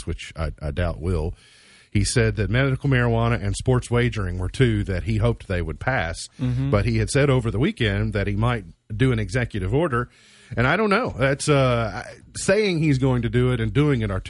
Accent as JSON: {"language": "English", "town": "Caneyville", "region": "Kentucky", "country": "United States", "tie": "born or raised there", "said": "I grew up on the south side, southern suburbs of Caneyville. I grew up in Macedonia"}